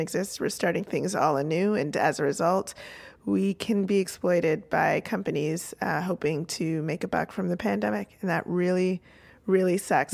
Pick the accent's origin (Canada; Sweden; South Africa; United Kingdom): Canada; as the Canadian in the room